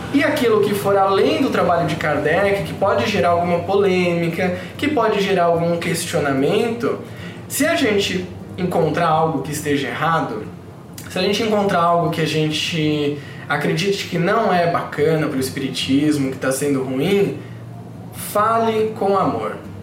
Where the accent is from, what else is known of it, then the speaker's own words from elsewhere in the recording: São Paulo, Brazil; eu sou de São Paulo